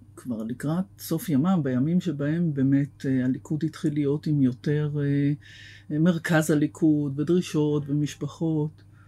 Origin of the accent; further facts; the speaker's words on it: Tel Aviv, Tel Aviv District, Israel; גדלתי בתל אביב